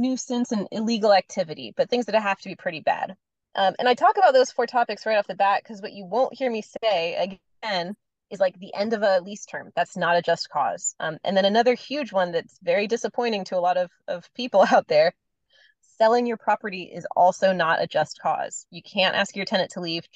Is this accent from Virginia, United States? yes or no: no; North Carolina, United States; now in San Francisco, United States; I'm from North Carolina originally